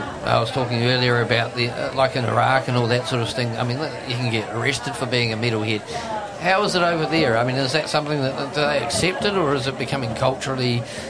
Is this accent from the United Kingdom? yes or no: no; New Zealand; as a New Zealander, we're extremely proud to have you here